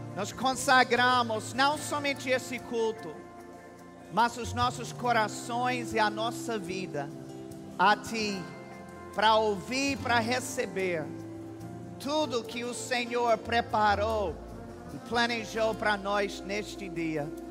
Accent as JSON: {"language": "Portuguese", "country": "United States", "also_born_or_lived": "Campina Grande, Brazil", "second_language": "Portuguese", "moved": "yes", "said": "eu sou mais campinense do que americano"}